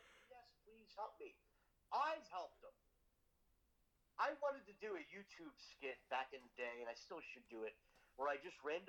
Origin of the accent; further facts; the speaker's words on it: Long Island, New York, United States; I'm from Long Island.